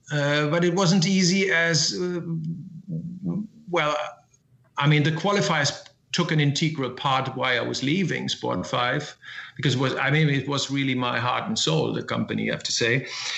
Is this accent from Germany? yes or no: yes; Essen, North Rhine-Westphalia, Germany; now in Hamburg, Germany; In Essen, which is in the Ruhr Valley.